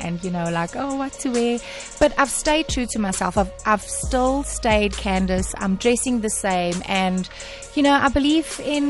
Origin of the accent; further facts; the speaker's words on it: Durban, KwaZulu-Natal, South Africa; I will always be that girl from Wentworth, from Durban